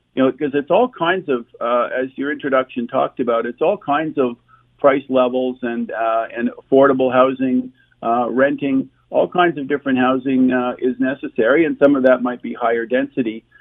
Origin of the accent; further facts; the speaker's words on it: Ottawa, Ontario, Canada; I'm born and raised in Ottawa